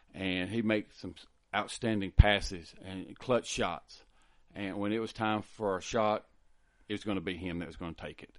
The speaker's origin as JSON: {"language": "English", "town": "Lubbock", "region": "Texas", "country": "United States", "tie": "born or raised there", "also_born_or_lived": "Hereford", "said": "I was born here in Lubbock, went to school, high school here in Lubbock, went to tech."}